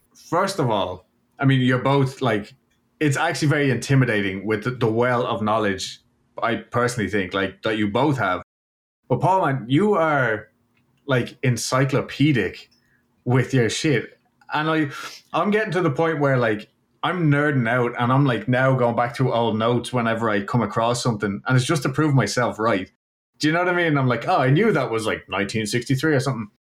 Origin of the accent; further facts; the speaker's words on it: Ireland; now in Houston, United States; I'm from Ireland